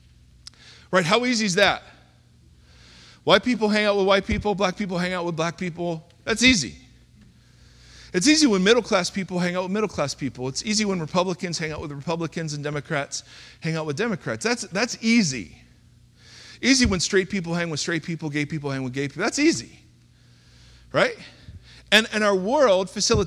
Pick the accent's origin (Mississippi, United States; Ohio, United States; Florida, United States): Ohio, United States; moved away; grew up in the great state of Ohio.